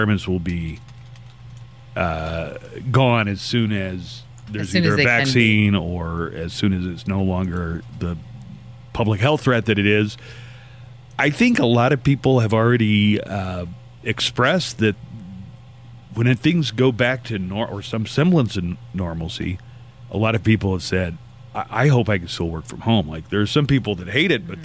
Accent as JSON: {"language": "English", "town": "Okmulgee", "region": "Oklahoma", "country": "United States", "tie": "born or raised there", "said": "a town like my hometown was a boom town"}